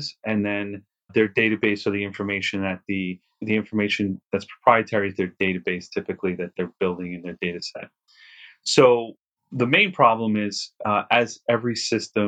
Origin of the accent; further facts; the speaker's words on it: New York City, New York, United States; where I grew up in Queens